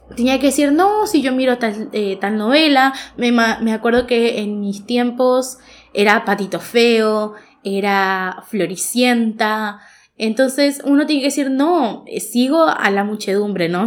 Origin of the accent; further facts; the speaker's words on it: Goya, Corrientes, Argentina; moved away as an adult; now in Corrientes, Argentina; yo soy de la ciudad de Goya